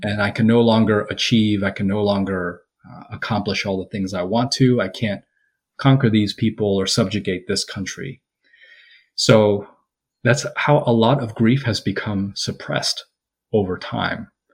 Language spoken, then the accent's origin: English; United States; I'm Korean American